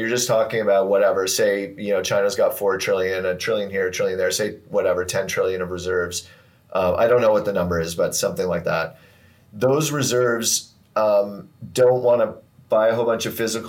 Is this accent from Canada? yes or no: yes; Canada; I'm Canadian